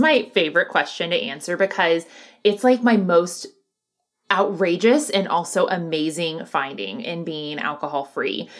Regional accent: the Bible Belt, United States; I grew up in the Bible Belt where it was very much like hellfire and brimstone

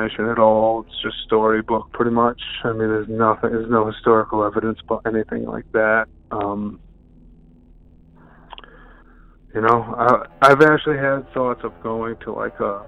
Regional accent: Rhode Island, United States; I'm from Rhode Island.

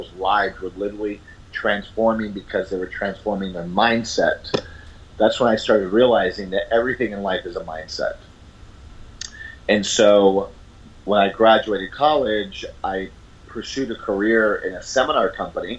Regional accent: San Juan, Puerto Rico; moved away as an adult; also born or lived in New York City / Boston, Massachusetts; My family moved to Puerto Rico when I was a year old, so I grew up in San Juan, Puerto Rico. I'm originally from New York City

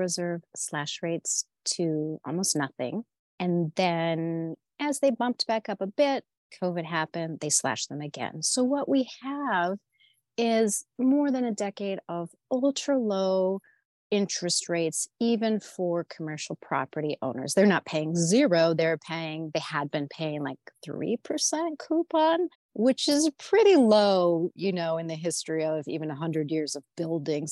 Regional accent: Midwest, United States; I'm just from the Midwest

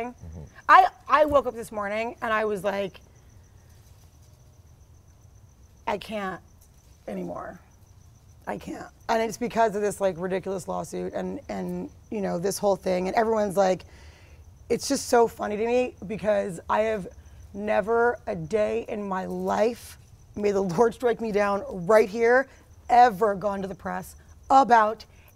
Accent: New York, United States; moved away as an adult; now in Los Angeles, United States; I was in New York because I'm from New York. My parents were there

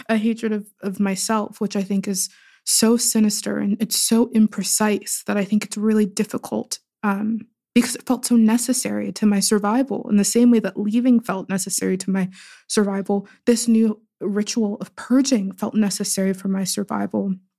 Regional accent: Pittsburgh, Pennsylvania, United States; I was born and raised in Pittsburgh, but in very different parts of Pittsburgh

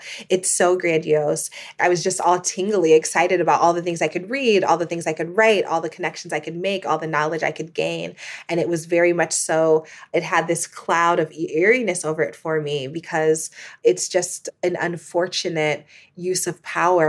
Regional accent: Midwest, United States; And me, you know, a poor Black girl growing up in the Midwest of the United States, I had never heard of Columbia.

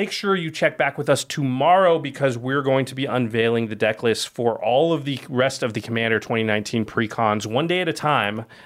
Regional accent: Oregon, United States; listen. I'm from Oregon, and I'm sick of rain from having grown up

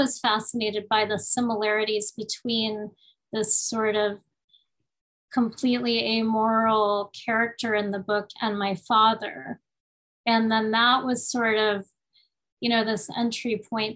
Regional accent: Miami, Florida, United States; accent: a little bit Cuban; I always have an odd, perhaps odd to a listener, like tendency to pronounce things a little bit Cuban because I grew up in Miami

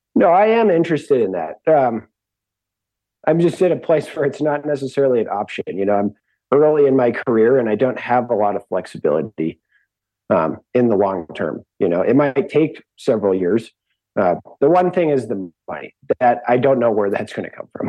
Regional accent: Seattle, Washington, United States; I grew up in Seattle

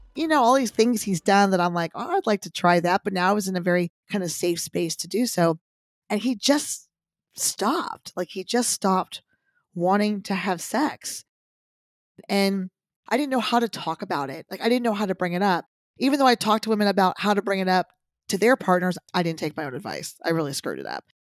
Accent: Texas, United States; I grew up in Texas where boobs were everything

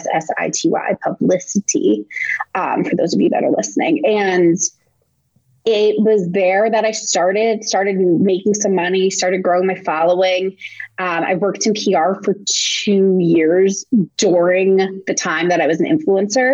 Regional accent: Montville, New Jersey, United States; moved away as an adult; also born or lived in Connecticut / New York; I grew up in New Jersey. I went to college in Connecticut

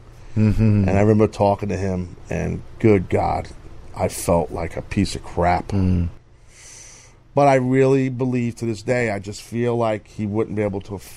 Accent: New York City, New York, United States; wrestling in my hometown at the Garden

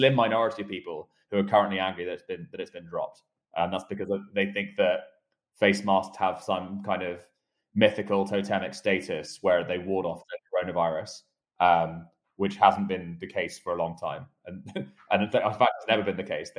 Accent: United Kingdom; moved away; my home country of the United Kingdom

